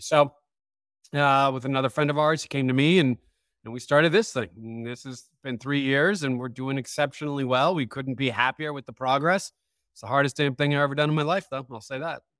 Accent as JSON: {"language": "English", "town": "San Francisco", "region": "California", "country": "United States", "tie": "born or raised there", "said": "born and raised in San Francisco"}